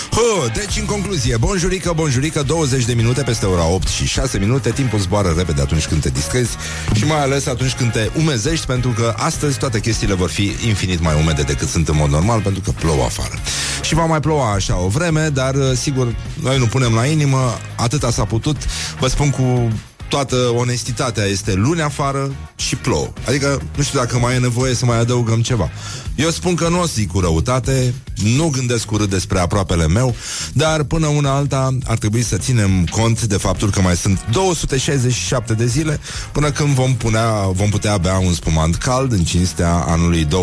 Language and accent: Romanian; Brăila, Brăila County, Romania; Mamă, Nelu, mă, sunt și eu din Brăila, pe bune.